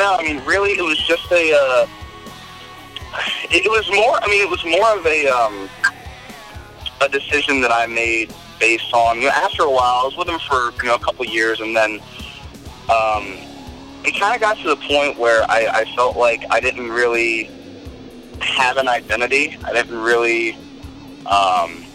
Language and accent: English; Southern Maryland, United States; also born or lived in Virginia; I actually left Virginia and came over here. Started playing when I was probably around like 15 years old in the Southern Maryland area